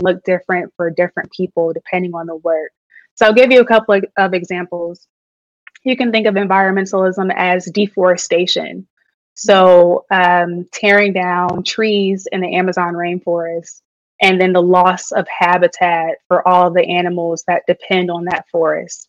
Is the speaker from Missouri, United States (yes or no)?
no; Detroit, Michigan, United States; now in Philadelphia, United States; I am an environmentalist, born and raised in Detroit, Michigan